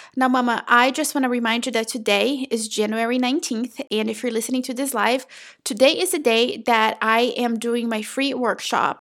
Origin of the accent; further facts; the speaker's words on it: São Paulo, Brazil; now in North Florida, United States; I was born and raised in Brazil in a very small town, like tiny, tiny little dot in the state of São Paulo, okay? Not the city